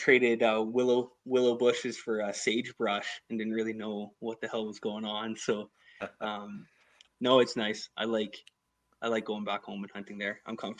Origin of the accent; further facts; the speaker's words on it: Dawson Creek, British Columbia, Canada; also born or lived in Northwest Territories; I grew up kind of in the Dawson Creek area. My mom and dad, they came from up in Norman Wells in the Northwest Territories.